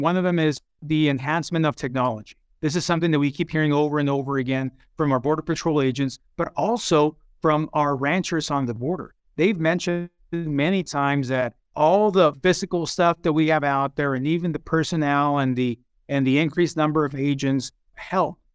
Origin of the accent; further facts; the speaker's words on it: Tucson, Arizona, United States; also born or lived in Hermosillo, Sonora, Mexico; I was born in Mexico, in Hermosillo, Sonora, and I came here as a young kid to Tucson